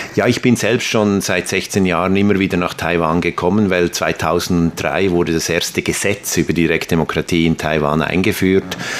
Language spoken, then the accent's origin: German; Aarau, Aargau, Switzerland; in Aarau in der Schweiz, zufälligerweise mein Geburtsort